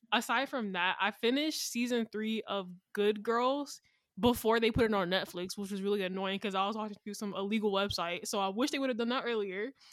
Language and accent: English; Atlanta, Georgia, United States; I'm from Atlanta